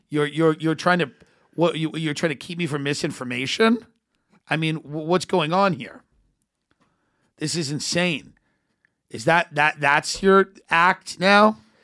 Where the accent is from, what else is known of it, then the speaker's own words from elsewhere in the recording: United States; I'm a comedian from America